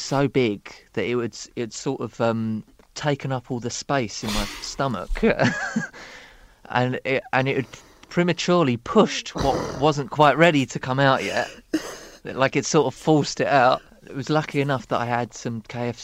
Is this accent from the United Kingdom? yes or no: yes; Dagenham, London, United Kingdom; I grew up in Dagenham.